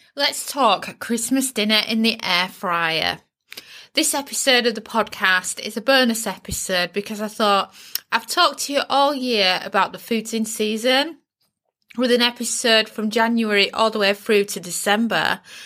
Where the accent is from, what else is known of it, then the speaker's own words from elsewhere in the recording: United Kingdom; being British